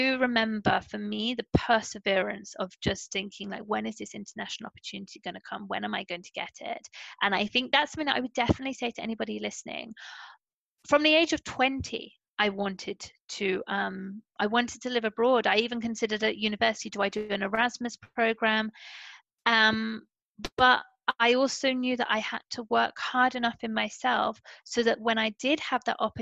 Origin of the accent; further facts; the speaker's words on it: Portsmouth, South East England, United Kingdom; first language English; moved away as an adult; also born or lived in London; I came from Portsmouth, where everyone is born in Portsmouth and they stay in Portsmouth